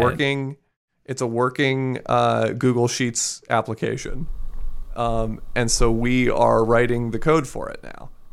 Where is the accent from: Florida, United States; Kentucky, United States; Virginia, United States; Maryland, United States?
Maryland, United States; I'm from Maryland